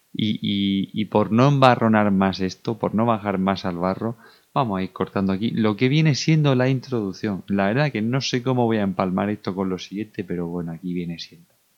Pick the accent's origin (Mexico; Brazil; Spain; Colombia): Spain; Region of Murcia; como buen murciano